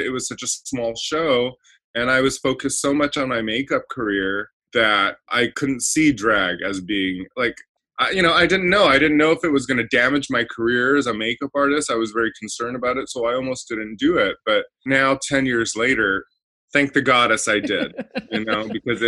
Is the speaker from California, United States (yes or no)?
yes; Baldwin Park, California, United States; also born or lived in Indonesia; mostly I grew up here in Southern California. I was born in Baldwin Park, California